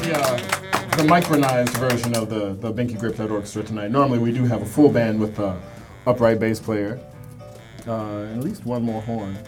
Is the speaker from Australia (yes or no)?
no; Milwaukee, Wisconsin, United States; moved away as an adult; now in New York, United States; born and raised in Milwaukee, Wisconsin